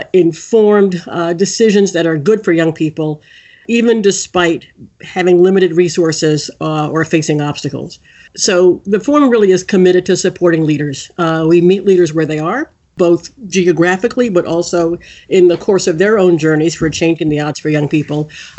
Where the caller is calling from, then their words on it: Washington, District of Columbia, United States; I'm calling in from Washington, D.C., which is where our headquarters are.